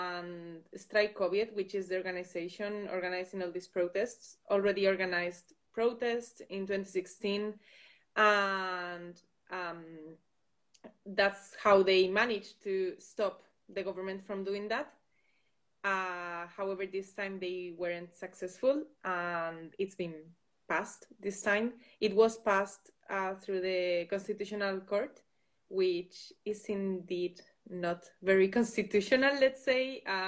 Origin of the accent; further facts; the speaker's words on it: Basque Country, Spain; English is a second language; I am from the Basque Country, and I am a Euroculture student.